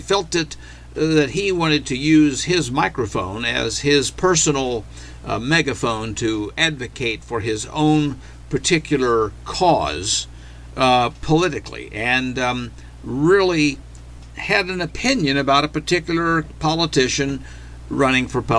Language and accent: English; Arkansas, United States; we grew up in Arkansas under Governor Bill Clinton